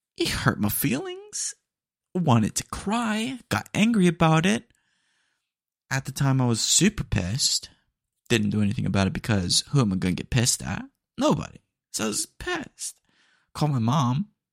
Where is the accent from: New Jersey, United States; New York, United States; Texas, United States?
Texas, United States; accent: twang; I say it with a little bit of twang. Um, couldn't help it, you know, 'cause I'm, I'm Texan